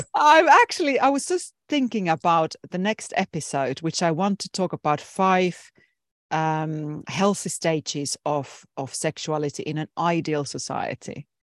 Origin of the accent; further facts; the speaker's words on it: Finland; I come from Finland, which is a very liberal Nordic country in Europe